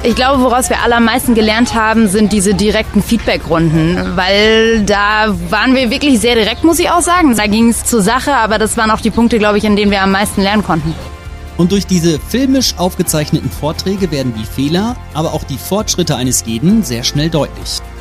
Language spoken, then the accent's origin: German; Bavaria, Germany; Kinderpflegerin aus Franken.